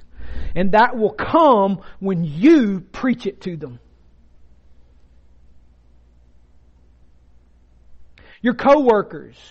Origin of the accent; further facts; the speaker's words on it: Rome, Georgia, United States; I'm from Floyd County. I'm a Roman